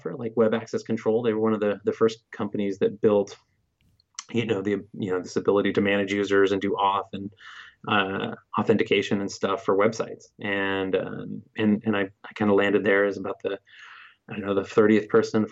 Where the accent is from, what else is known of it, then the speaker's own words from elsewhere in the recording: Bay Area, California, United States; I'm from the Bay Area